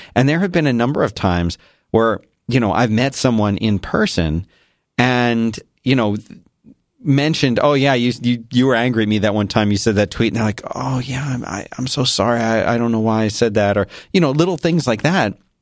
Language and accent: English; Philadelphia, Pennsylvania, United States; moved away; I grew up in Philadelphia